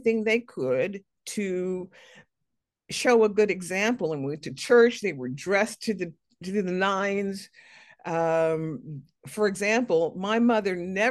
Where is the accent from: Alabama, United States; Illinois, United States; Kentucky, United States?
Illinois, United States; Chicago; I was born in Chicago